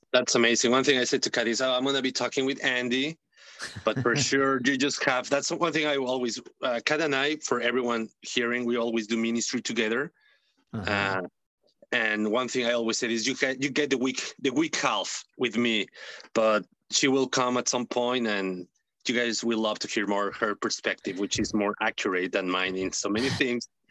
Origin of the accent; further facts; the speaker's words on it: Mexico City, Mexico; English is a second language; moved away as an adult; now in Massachusetts, United States; I'm from Mexico City. I was born raised in Mexico City.